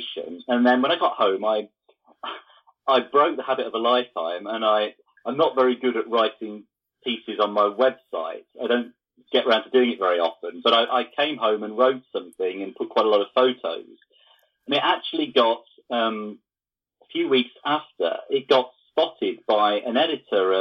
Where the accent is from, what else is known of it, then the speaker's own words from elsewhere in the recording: the Fens, Lincolnshire, East Midlands, United Kingdom; I grew up in the Fens in Lincolnshire, which is flat and quite dull